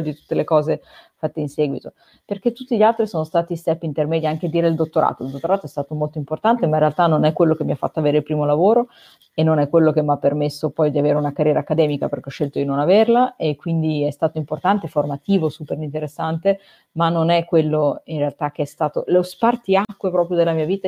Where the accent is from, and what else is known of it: Italy; moved away as an adult